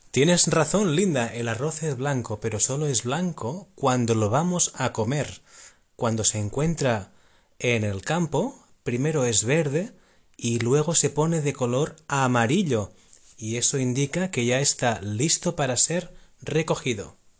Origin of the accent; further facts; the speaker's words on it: Amposta, Catalonia, Spain; vengo de España, pero concretamente vengo de Cataluña, del el sur de Cataluña